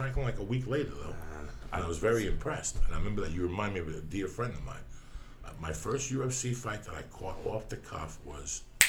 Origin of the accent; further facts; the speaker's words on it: Cuba; now in United States; And I also, when I came from Cuba, I joined up in martial arts.